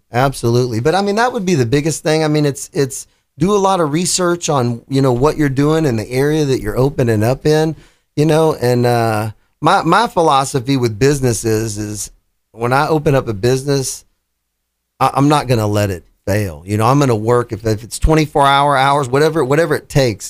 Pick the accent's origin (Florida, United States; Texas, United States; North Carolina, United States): Texas, United States; Houston; moved away; I'm from Houston and I had owned three different businesses down there